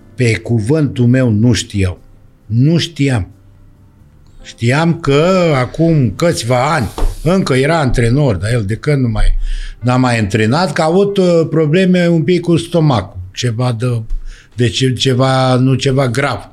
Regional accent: Danube Delta, Romania; moved away; casa care s-a făcut la noi, uh, casa s-a făcut la mine, la părinți.

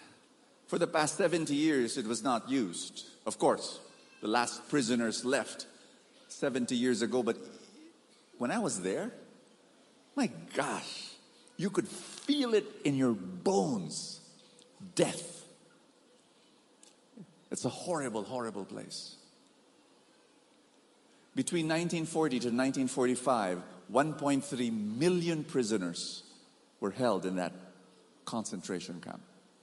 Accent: Bahamas; I came from Bahamas. In a small island, there are 7 feasts.

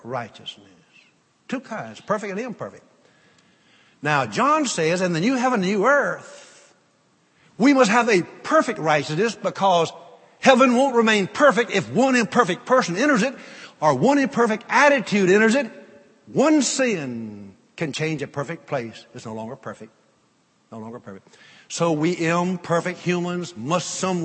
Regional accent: North Louisiana, United States; I grew up in North Louisiana

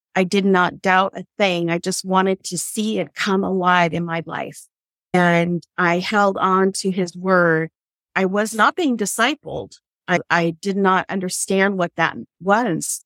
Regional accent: San Francisco Bay Area, California, United States; when I was a little girl, we had all these bikers in the house. This was in the 60s and the San Francisco Bay Area here in California

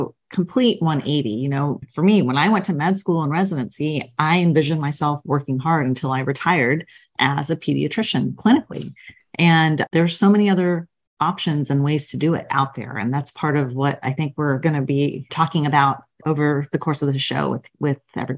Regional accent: Queens, New York, United States; I grew up all over the United States. I was born in Queens, New York. So kind of from your original neck of the woods and moved all over, like I said, the States with my family.

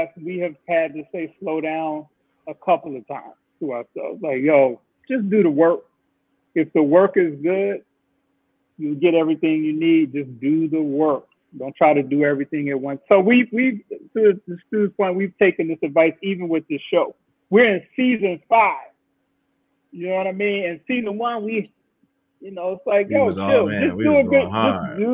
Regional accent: Chicago, Illinois, United States; I was born in Cook County Hospital

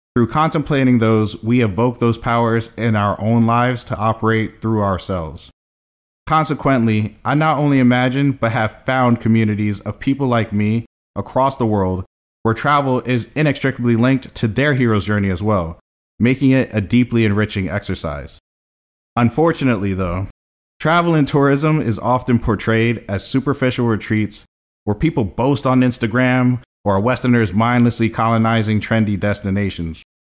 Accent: Columbia, Maryland, United States; also born or lived in Brooklyn, New York; growing up in Columbia

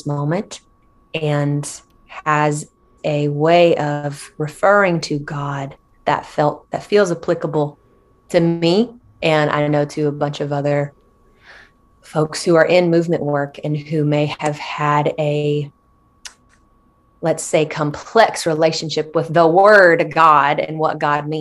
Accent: Shelby, North Carolina, United States; I am from Shelby, North Carolina. I am from a pretty conservative town.

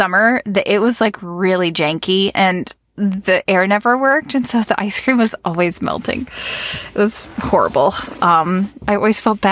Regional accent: Virginia Beach, Virginia, United States; I grew up in the Virginia Beach area

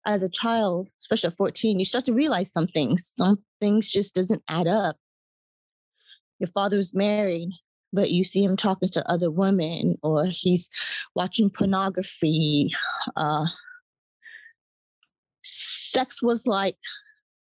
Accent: Atlanta, Georgia, United States; I grew up in Atlanta, Georgia, grew up on the Black side of my family

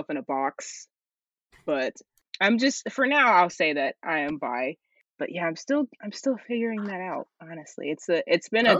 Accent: Tennessee, United States; also born or lived in South Carolina; born in South Carolina, but we moved to Tennessee around like 2009.

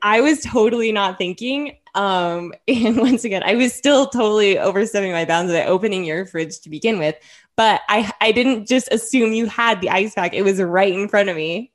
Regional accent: Henderson, Nevada, United States; also born or lived in Nebraska / Northern Arizona; I am from Henderson, a Henderson native. I also lived here my whole life

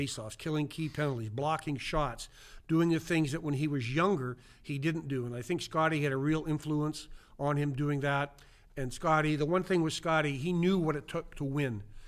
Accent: Kindersley, Saskatchewan, Canada; moved away; in my hometown of Kinder City, Saskatchewan, forty-five hundred people, small town in the middle of nowhere

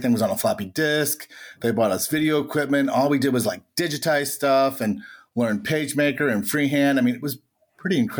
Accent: Florissant, Missouri, United States; But I'm actually from St. Louis. I grew up in Florissant, North County, and all my life.

